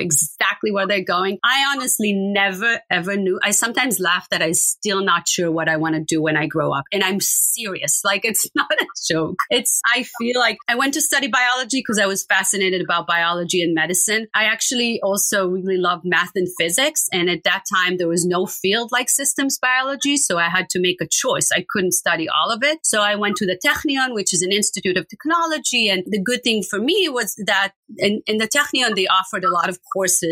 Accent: Israel; I grew up in Israel and it's very common in Israel to travel

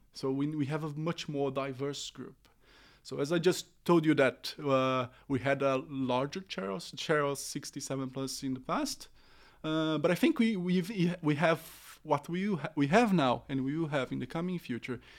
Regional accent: Brazil; English is a second language; moved away as an adult; now in Oslo, Norway; originally I'm from Brazil.

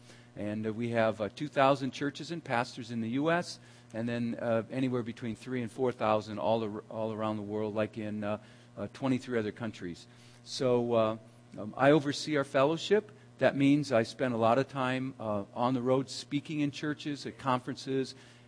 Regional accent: Minnesota, United States; now in Grand Rapids, United States; I grew up in Minnesota. That's the last name … is Swedish, and lots of Swedes in Minnesota. That's where I grew up, and my one grandfather was from Sweden

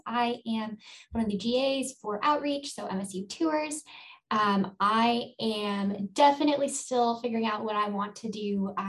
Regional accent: Southern California, United States; moved away as an adult; now in Michigan, United States; I'm from SoCal and would love to head back in that area

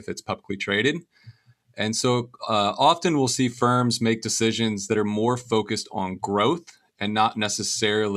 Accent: Venice, Florida, United States; I was born and raised in Venice, Florida

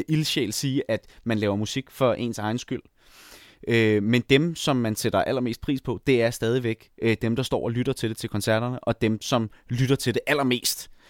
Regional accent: Jutland, Denmark; now in Copenhagen, Denmark; endelig fundet ud af, at jeg som jyde, eller i hvert fald som delvis jyde, godt kan bo i København uden at have en bil

